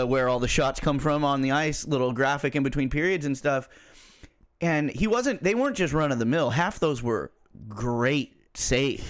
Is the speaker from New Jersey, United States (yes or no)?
no; California, United States; we're from California